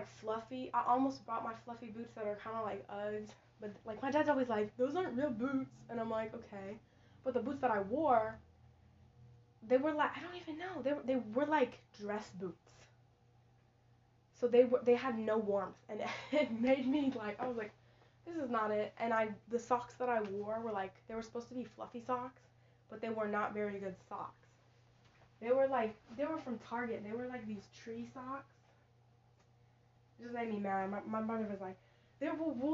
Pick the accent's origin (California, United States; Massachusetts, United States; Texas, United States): Texas, United States; I'm from Texas